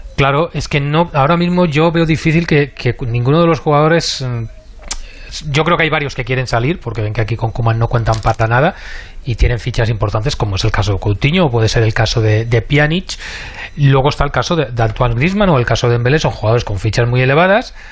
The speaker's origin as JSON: {"language": "Spanish", "region": "Catalonia", "country": "Spain", "said": "somos catalanes"}